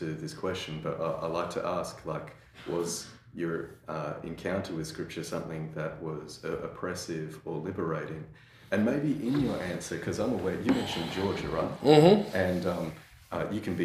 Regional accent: Australia; as an Australian

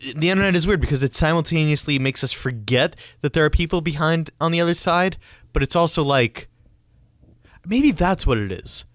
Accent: New York, United States; we're from New York

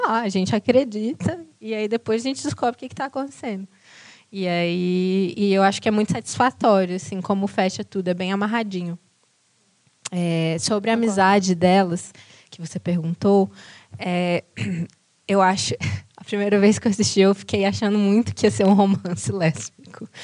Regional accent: Brazil; a gente, como brasileiros

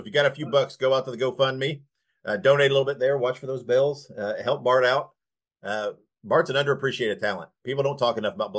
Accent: Indiana, United States; I grew up in Indiana

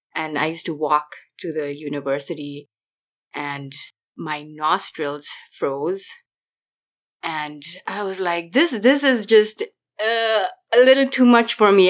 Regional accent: Nepal; now in California, United States; I grew up in Nepal

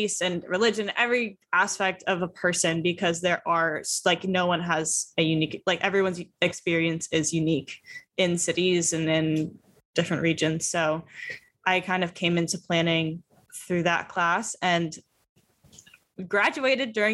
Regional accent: San Francisco, California, United States; moved away as an adult; also born or lived in Santa Barbara; I am from the Bay Area originally and went to high school in San Francisco

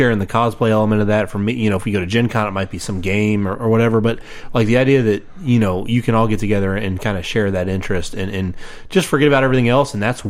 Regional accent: Northern Kentucky, United States; I'm actually from Northern Kentucky

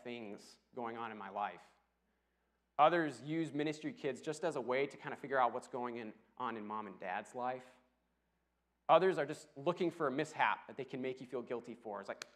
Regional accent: Rockford, Illinois, United States; moved away as an adult; also born or lived in Dallas; I grew up in Rockford, and it has a bit of a rough reputation

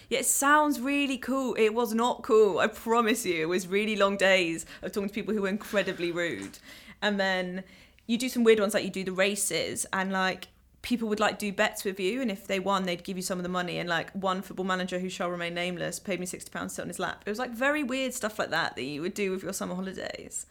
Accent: London, United Kingdom; I'm from Ealing.

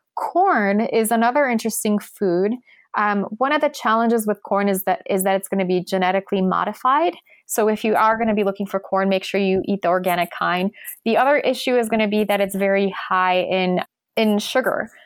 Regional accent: Poland; I'm from Poland.

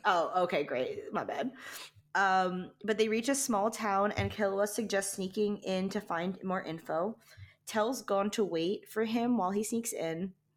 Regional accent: Saudi Arabia; moved away; I was born, I was born in Saudi Arabia, so I was born in the middle of the desert.

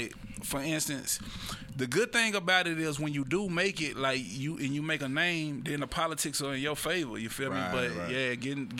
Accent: Dallas, Texas, United States; moved away as an adult; also born or lived in Prairie View, Texas; I'm from Dallas. I went to a HBCU outside of Houston, Prairie View, a black college.

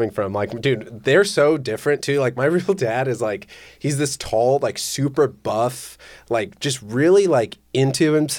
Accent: the Bay Area, California, United States; I'm from the Bay.

